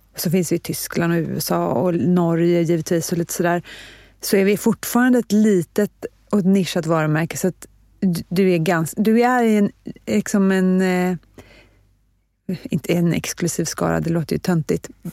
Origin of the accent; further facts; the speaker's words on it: Stockholm, Stockholm County, Sweden; also born or lived in Nacka; jag är född och lever i Stockholm